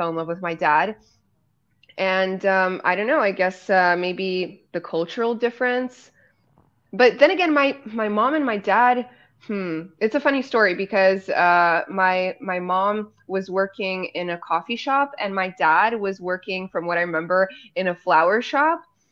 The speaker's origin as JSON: {"language": "English", "country": "Poland", "tie": "born or raised there", "said": "I'm half Polish, half American. My dad is Polish and my mom's American."}